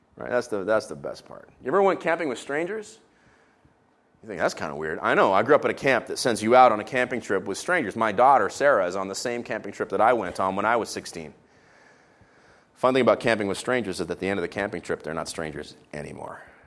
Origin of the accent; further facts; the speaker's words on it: Israel; moved away; I was raised in Israel.